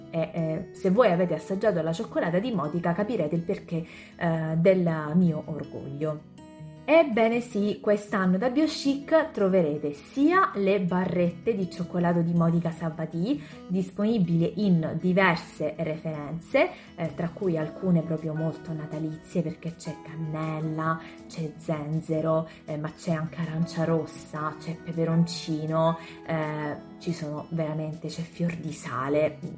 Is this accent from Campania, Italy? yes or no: no; Sicily, Italy; Per chi non lo sapesse, io sono siciliana.